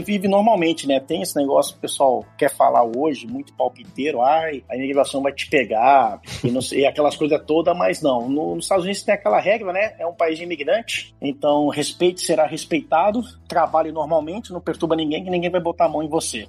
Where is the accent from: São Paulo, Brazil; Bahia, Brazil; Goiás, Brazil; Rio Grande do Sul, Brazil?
São Paulo, Brazil; São Vicente; moved away as an adult; also born or lived in Santos; now in United States; Eu nasci em Santos, morei em São Vicente minha vida inteira